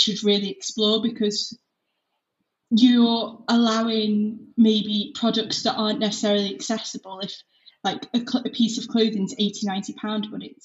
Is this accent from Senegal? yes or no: no; Liverpool, North West England, United Kingdom; also born or lived in Leeds; I'm 20, I'm from Liverpool